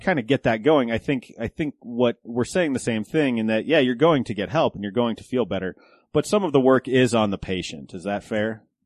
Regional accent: Golden, Colorado, United States; I grew up in Golden, so just west of of the city

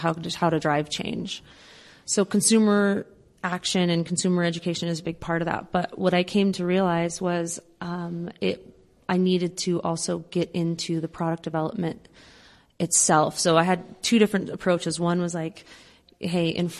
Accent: Colorado, United States; also born or lived in Los Angeles; Colorado is my hometown

